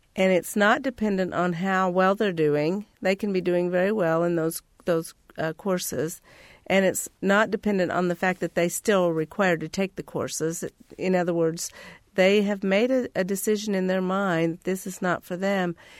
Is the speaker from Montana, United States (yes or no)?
no; Terre Haute, Indiana, United States; also born or lived in Clay County, Indiana; I grew up in Terre Haute, Indiana